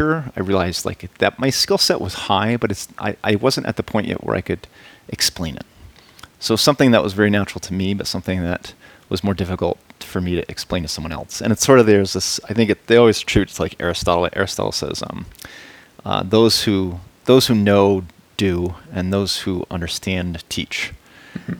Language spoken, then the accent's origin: English; Massachusetts, United States; moved away as an adult; also born or lived in North Carolina / Boulder; So yeah, I grew up in Massachusetts.